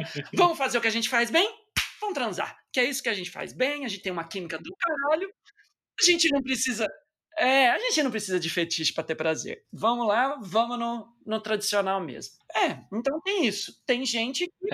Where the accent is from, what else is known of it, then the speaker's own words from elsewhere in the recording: Batatais, São Paulo, Brazil; moved away; estava eu lá na minha cidade natal